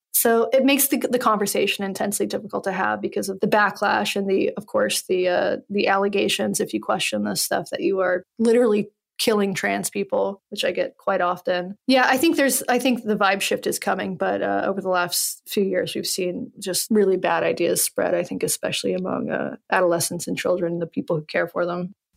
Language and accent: English; Western North Carolina, United States; I'm from Western North Carolina